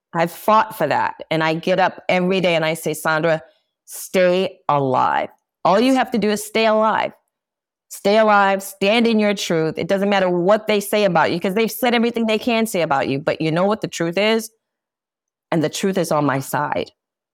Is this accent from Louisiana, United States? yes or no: yes; New Orleans, Louisiana, United States; New Orleans.